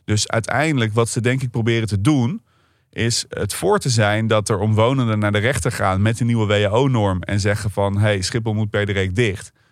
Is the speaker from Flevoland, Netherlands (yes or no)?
yes; Lelystad, Flevoland, Netherlands; Slecht nieuws voor mijn geboortegrond.